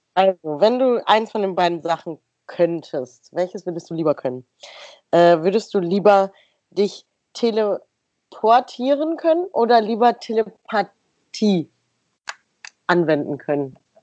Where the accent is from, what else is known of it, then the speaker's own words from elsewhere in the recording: Stadtlohn, North Rhine-Westphalia, Germany; wenn ich sage aus Stadtlohn